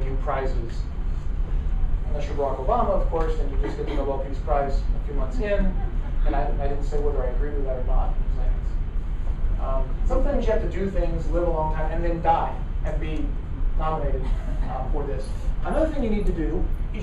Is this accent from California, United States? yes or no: yes; Fresno, California, United States; It's not like a metropolitan city, urban like San Francisco, or like you have in Hollywood or Los Angeles. It's Fresno